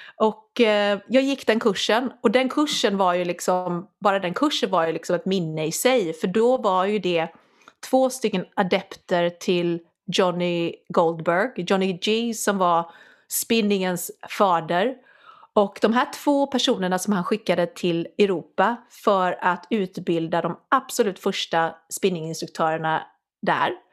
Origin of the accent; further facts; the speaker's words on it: Sweden; moved away as an adult; also born or lived in London / Scotland; jag är från Sverige